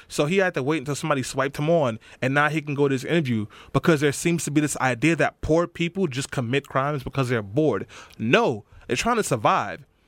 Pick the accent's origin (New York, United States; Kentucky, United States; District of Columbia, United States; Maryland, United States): New York, United States; New York City; I grew up in East New York and Brownsville.